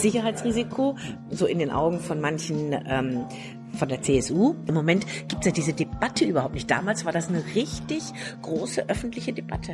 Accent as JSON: {"language": "German", "area": "Ostwestfalen-Lippe", "region": "North Rhine-Westphalia", "country": "Germany", "moved": "yes", "lives_now": "Bavaria, Germany", "said": "ich komme aus Ostwestfalen-Lippe, mhm. also Preußen, und äh, wohne aber seit vielen Jahrzehnten in Bayern"}